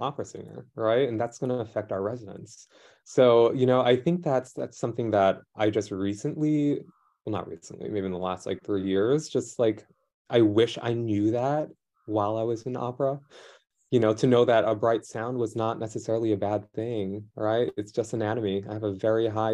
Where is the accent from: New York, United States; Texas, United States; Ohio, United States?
New York, United States; New York City; growing up in New York City school public system